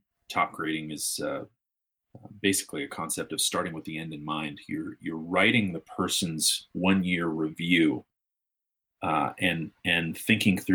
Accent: United States; as American business owners and operators

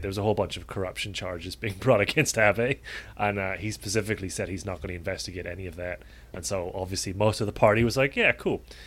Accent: Dublin, Ireland; moved away; back home in Ireland, and particularly in Dublin

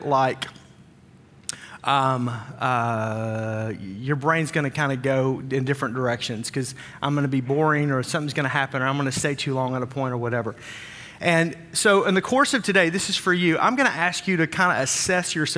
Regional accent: Wisconsin, United States; We're from Wisconsin

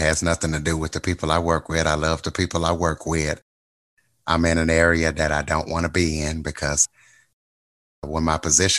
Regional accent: Louisiana, United States; accent: Louisiana; moved away as an adult; also born or lived in Wichita, Kansas; now in Kansas, United States; I'm from Louisiana, so I still have my Louisiana accent

